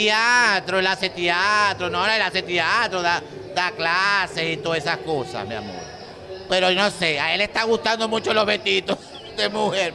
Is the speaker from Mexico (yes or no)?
no; Maracaibo, Zulia, Venezuela; yo nací en Santa Lucía